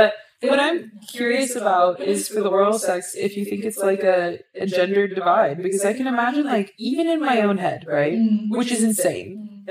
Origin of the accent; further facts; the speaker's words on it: Texas, United States; a girl born and bred in the Bible Belt of Texas